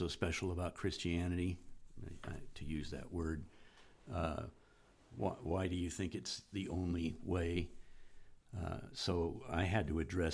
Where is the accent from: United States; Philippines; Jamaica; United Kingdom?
United States; I'm an American that grew up in that culture